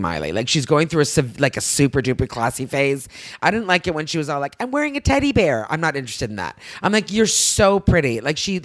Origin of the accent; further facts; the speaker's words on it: Canada; We're Canadian